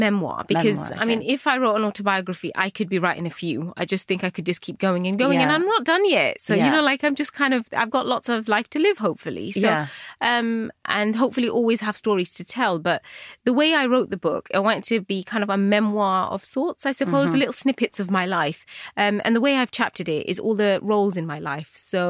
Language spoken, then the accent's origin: English; United Kingdom; So I was constantly fighting that British Bangladeshi bit of me.